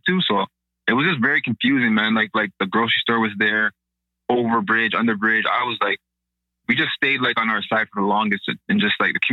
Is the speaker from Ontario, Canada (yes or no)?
yes; Toronto, Ontario, Canada; born or raised there